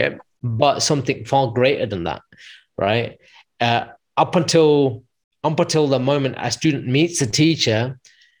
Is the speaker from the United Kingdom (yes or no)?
yes; United Kingdom; moved away as an adult; also born or lived in London / United States; there was a school in my hometown, because I was originally in London, so I ended up going back to Midlands